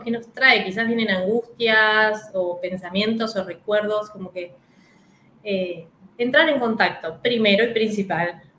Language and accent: Spanish; Mercedes / Trenque Lauquen, Buenos Aires Province, Argentina; now in Buenos Aires, Argentina; la provincia de Buenos Aires, acá en Argentina, que es Mercedes y Trenquelauquen. Es mi ciudad natal